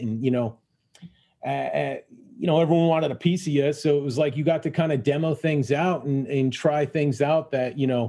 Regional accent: Illinois, United States; we're both from Illinois

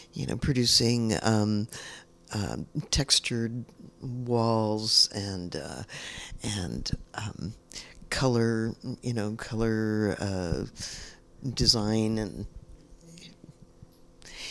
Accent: San Francisco, California, United States; I grew up in San Francisco in a time when it was full of artists

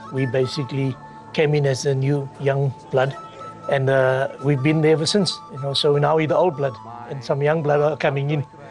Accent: South Africa; I've basically been here all my life, as South African as you can get.

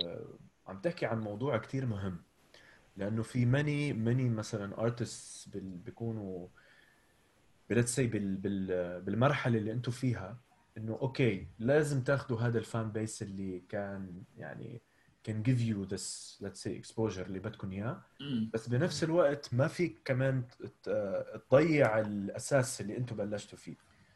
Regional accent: Abu Dhabi, United Arab Emirates; and somebody growing up in Abu Dhabi, you can relate to it, right?

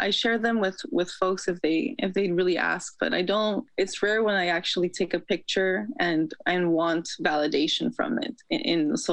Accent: Los Angeles, California, United States; I'm from LA, California

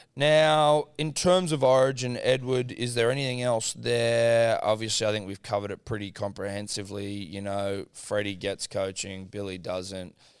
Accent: New South Wales, Australia; a couple of young, young New South Wales bucks

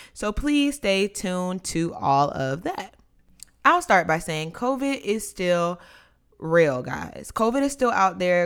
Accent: North Carolina, United States; now in Washington, D.C., United States; growing up in North Carolina

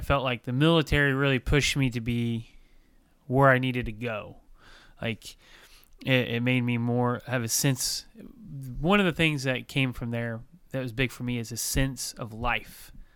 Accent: Bloomington, Indiana, United States; I grew up in Bloomington.

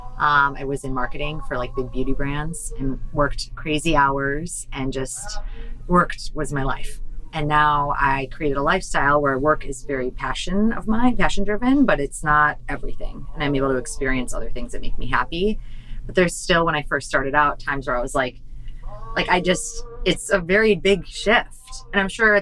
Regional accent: Wisconsin, United States; now in San Diego, United States; I'm from Wisconsin originally

